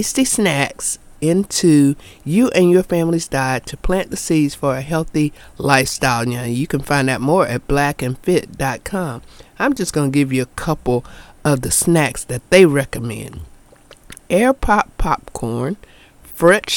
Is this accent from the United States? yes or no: yes; the South, United States; I'm from the South. Where I'm from, we get 3 snowflakes and we shut down.